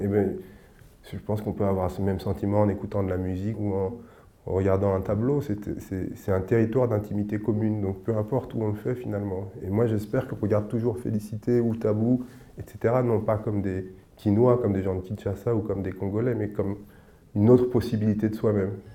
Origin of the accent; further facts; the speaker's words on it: Senegal; je suis sénégalais